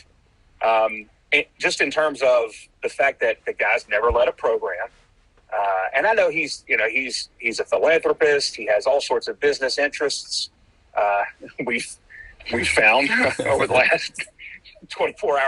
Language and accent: English; Jackson, Mississippi, United States; I'm a Jackson native. You know, I was born in Jackson and lived in the city limits for the first 22 or so years of my life